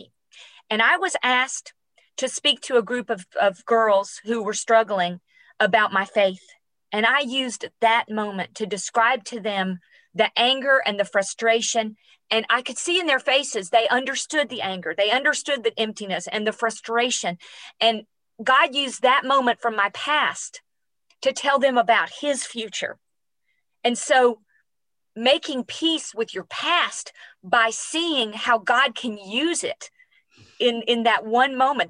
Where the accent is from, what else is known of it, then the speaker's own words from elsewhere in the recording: Tennessee, United States; moved away; also born or lived in New York City; I'm a girl from Tennessee